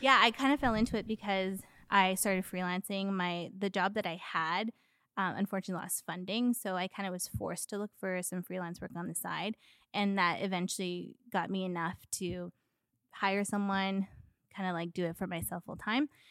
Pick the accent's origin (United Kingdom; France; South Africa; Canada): Canada; Edmonton, Alberta; moved away as an adult; also born or lived in Miami, Florida, United States; grew up in Edmonton, so spent most of my formative years there.